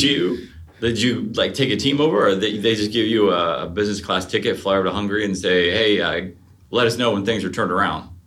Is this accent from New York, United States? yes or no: no; Ohio, United States; I grew up in Ohio